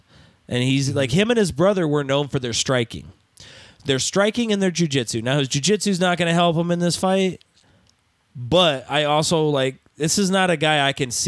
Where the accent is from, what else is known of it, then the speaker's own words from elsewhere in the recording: Stockton, California, United States; We are from Stockton.